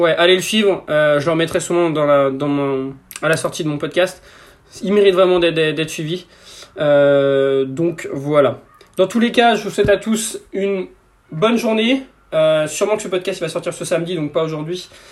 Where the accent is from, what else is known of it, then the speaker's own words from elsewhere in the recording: Breton, Brittany, France; on est breton